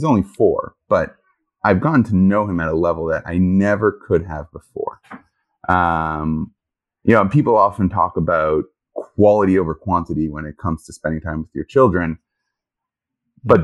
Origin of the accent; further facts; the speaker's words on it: Jerusalem, Jerusalem District, Israel; also born or lived in Toronto, Canada / New York, United States; now in Houston, United States; Born in Toronto. Okay. Grew up in Jerusalem.